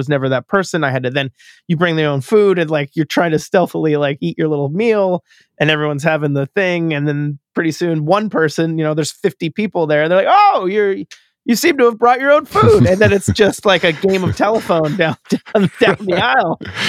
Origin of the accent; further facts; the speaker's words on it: Pittsburgh, Pennsylvania, United States; I grew up in Pittsburgh, Pennsylvania. This was on the radio all the time.